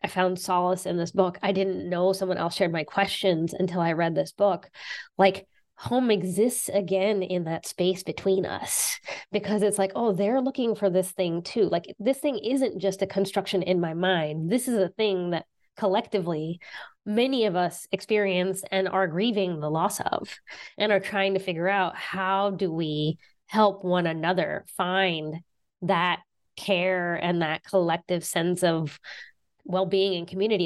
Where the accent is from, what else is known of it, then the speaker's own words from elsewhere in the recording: southern West Virginia, United States; now in Boston, United States; Yeah, I'm from West Virginia. I grew up in West Virginia